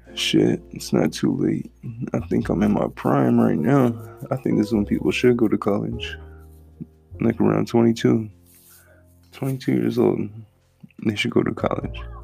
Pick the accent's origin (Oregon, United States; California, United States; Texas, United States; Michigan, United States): Texas, United States; A real Texan. I'm from Texas.